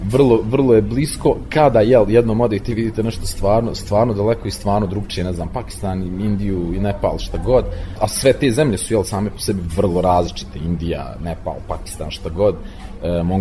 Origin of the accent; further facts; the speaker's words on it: Banja Luka, Republika Srpska, Bosnia & Herzegovina; ja sam iz Banja Luke